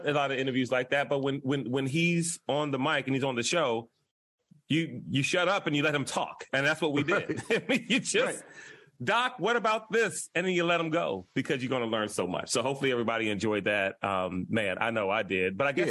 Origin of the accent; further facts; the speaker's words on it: Washington, District of Columbia, United States; now in Silver Spring, United States; I grew up in Northeast D.C.